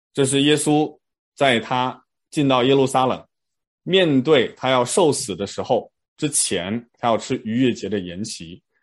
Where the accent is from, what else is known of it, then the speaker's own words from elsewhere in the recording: China; 我们中国人